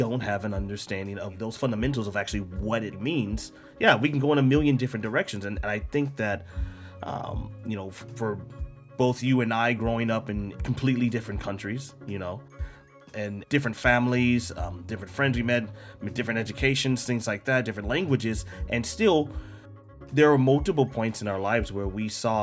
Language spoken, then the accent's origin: English; United States; me as an American